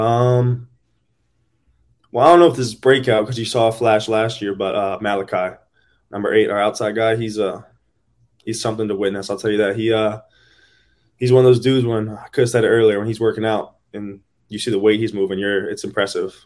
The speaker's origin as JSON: {"language": "English", "region": "Northern Virginia", "country": "United States", "tie": "born or raised there", "said": "I grew up in Northern Virginia"}